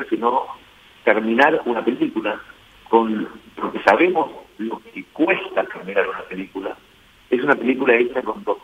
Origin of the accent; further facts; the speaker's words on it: Argentina; yo no, soy de Buenos Aires, soy del interior